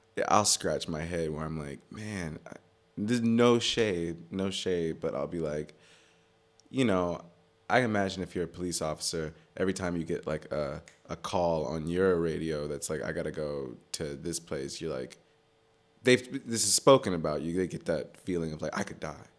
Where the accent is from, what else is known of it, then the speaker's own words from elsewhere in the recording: Maryland, United States; moved away as an adult; also born or lived in Atlanta; now in New York, United States; I grew up in Maryland. I grew up, like, right outside D C, and then I spent some time in Atlanta, and then I moved back to Maryland.